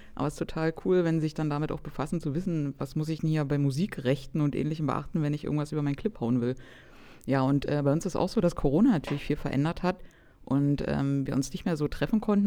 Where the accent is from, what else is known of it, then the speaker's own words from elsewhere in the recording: Cottbus, Brandenburg, Germany; ich komme aus Cottbus in Brandenburg